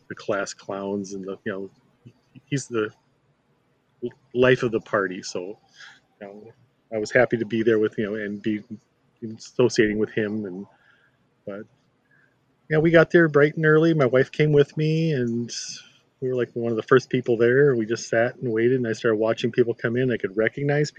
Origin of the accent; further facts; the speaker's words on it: Chaska, Minnesota, United States; downtown where I grew up in Chaska.